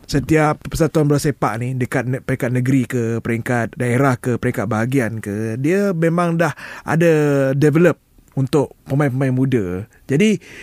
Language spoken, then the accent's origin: Malay; Malaysia; aku rakyat Malaysia Aku bangga rakyat Malaysia